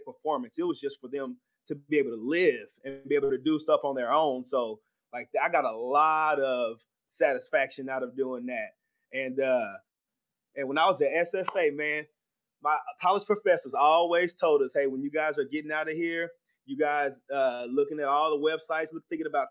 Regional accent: Waco, Texas, United States; also born or lived in Fort Worth, Texas / Tyler, Texas; I was born here in Fort Worth, moved to Waco when I was just a baby. Grew up in Waco, Texas

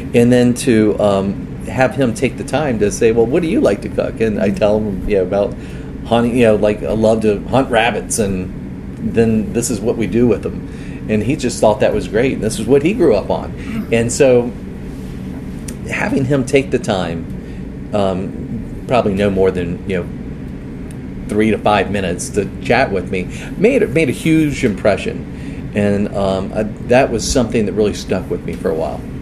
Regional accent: outside New Orleans, Louisiana, United States; grew out up uh, in the country outside of uh, New Orleans, just right down the literally right down the road from where it is, not street, but road from where it is that I live now

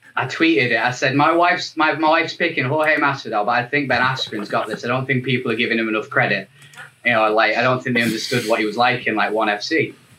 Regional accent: England, United Kingdom; I'm the only Englishman

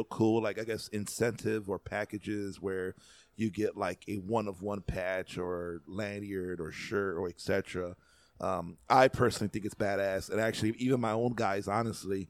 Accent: Chicago, Illinois, United States; as a Chicagoan and someone who lives in the Midwest

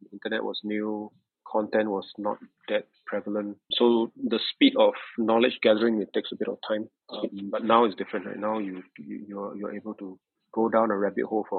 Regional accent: Singapore; I'm born and raised in Singapore

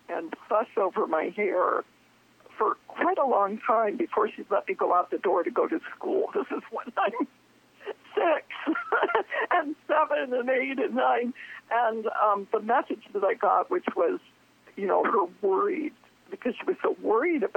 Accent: Downey, California, United States; I was raised in Southern California, a small, extremely conservative, very Christian town called Downey, outside of the greater LA area.

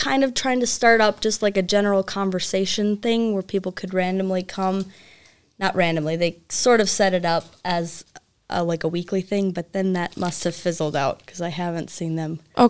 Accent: Alexandria, Minnesota, United States; moved away as an adult; now in Willmar, United States; I grew up in Alexandria, so not too far away. But then I moved to Wilmer close to 7 years ago now.

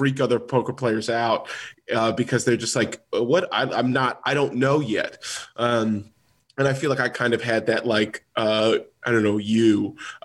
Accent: Los Angeles, California, United States; I'm from Los Angeles

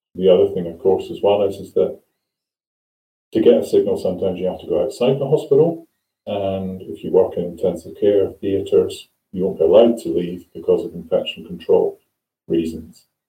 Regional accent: Scotland, United Kingdom; now in England; I come from Scotland

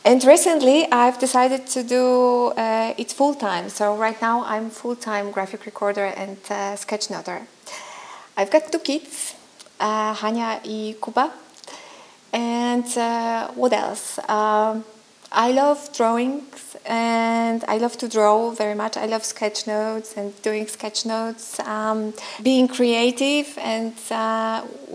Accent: Szczecin, West Pomeranian Voivodeship, Poland; I'm from Szczecin in Poland.

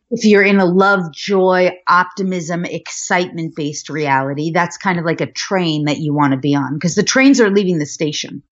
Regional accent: Westchester County, New York, United States; I was born in New York, outside of Manhattan in Westchester County

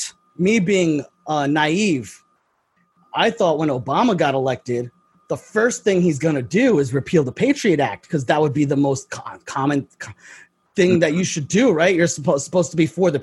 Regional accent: New York, United States; I'm from New York

